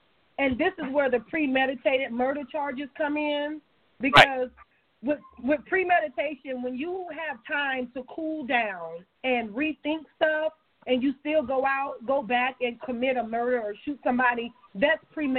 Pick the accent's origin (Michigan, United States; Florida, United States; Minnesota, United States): Michigan, United States; Detroit; With the issue in Flint, Michigan, you know, I'm from Detroit. I lived up in Detroit for like 6-7 years.